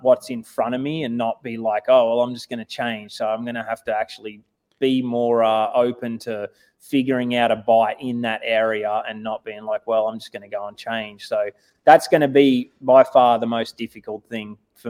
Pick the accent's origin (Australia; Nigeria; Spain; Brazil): Australia; moved away as an adult; now in United States; I'm more American now than Australian